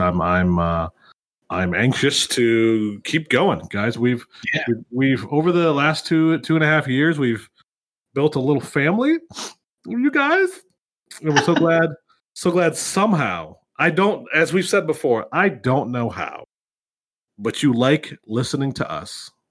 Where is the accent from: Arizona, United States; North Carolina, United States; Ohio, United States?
Ohio, United States; Youngstown; my hometown in Youngstown